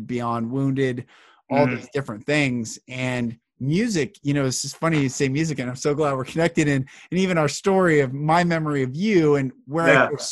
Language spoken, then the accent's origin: English; Marysville, Washington, United States; I grew up in Marysville up north of Seattle